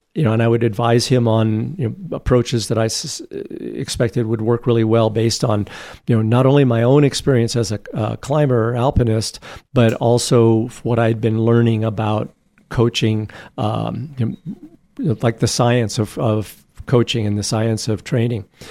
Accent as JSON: {"language": "English", "town": "Boulder", "region": "Colorado", "country": "United States", "tie": "born or raised there", "said": "I grew up in Boulder, Colorado."}